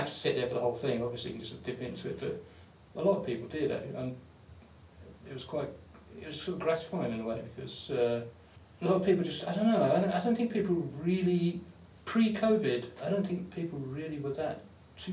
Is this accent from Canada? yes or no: no; London, United Kingdom; I grew up in London